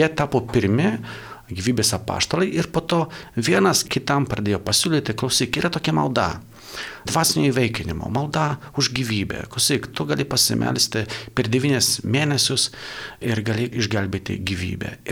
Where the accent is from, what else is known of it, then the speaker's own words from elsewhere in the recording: Poland; now in Lithuania; esu Lankijos pilietis, e, dabar tarnauju Lietuvoje, bet esu iš Lankijos